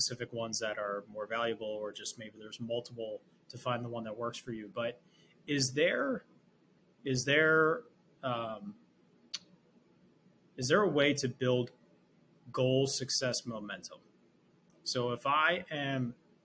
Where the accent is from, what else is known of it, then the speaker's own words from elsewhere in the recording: Philadelphia, Pennsylvania, United States; I'm from Philly